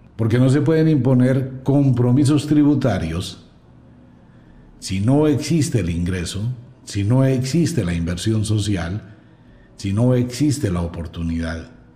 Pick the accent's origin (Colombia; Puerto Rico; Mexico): Colombia; como colombiano